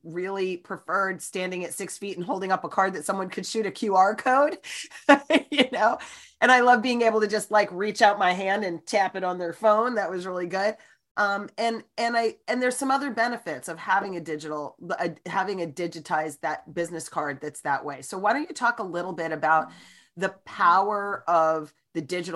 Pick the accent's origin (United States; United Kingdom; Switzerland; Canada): United States; New Jersey; I'm a Jersey girl